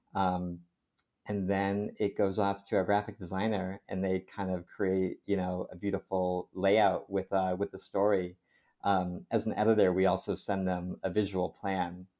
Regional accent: Connecticut, United States; a hospital system in Connecticut where I grew up

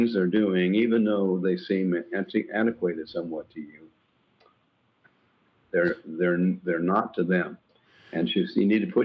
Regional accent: Indiana, United States; moved away as an adult; also born or lived in Minnesota; now in Tennessee, United States; Indiana was where I grew up

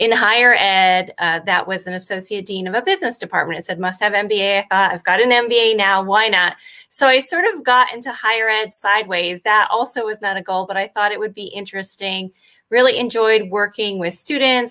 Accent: Connecticut, United States; moved away as an adult; also born or lived in Miami; I grew up in Connecticut

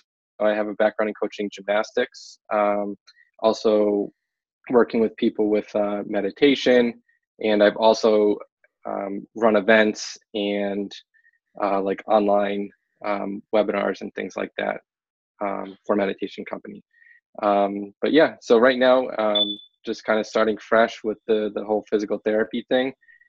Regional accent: Massachusetts, United States; moved away as an adult; also born or lived in California; now in Los Angeles, United States; I'm originally from Massachusetts, but I've been in California for about 4 years now.

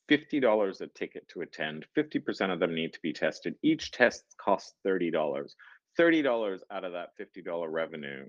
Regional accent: Singapore; we're Singaporean.

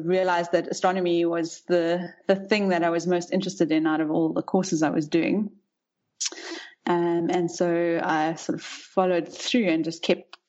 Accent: Rustenburg, North West, South Africa; also born or lived in Pretoria / Cape Town; I'm a South African. I grew up in the Northwest province, mostly in Rustenburg, but we moved around quite a bit when I was young.

